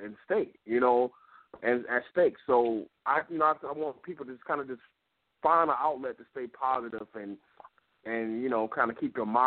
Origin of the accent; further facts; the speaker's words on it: Detroit, Michigan, United States; growing up in Detroit and seeing the grind and the blue collar